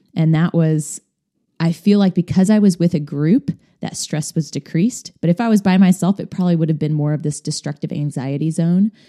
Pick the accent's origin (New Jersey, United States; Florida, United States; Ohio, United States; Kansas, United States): Kansas, United States; moved away as an adult; now in Indiana, United States; Moving from my home state of Kansas to Indiana